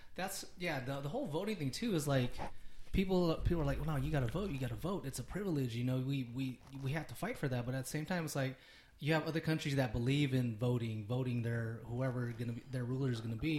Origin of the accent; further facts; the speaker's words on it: United States; I'm Filipino American too